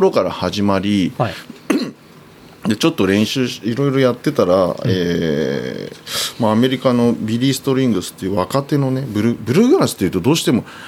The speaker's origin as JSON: {"language": "Japanese", "region": "Tokyo", "country": "Japan", "tie": "born or raised there"}